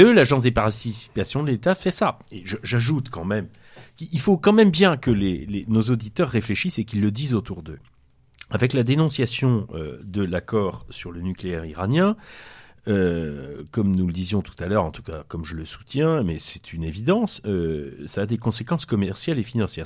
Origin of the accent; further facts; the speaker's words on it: Brittany, France; On est breton